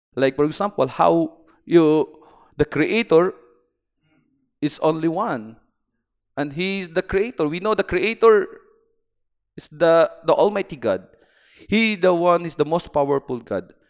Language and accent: English; Philippines; moved away as an adult; now in Bahrain; I'm from the Philippines, and I am uh, engineering by profession.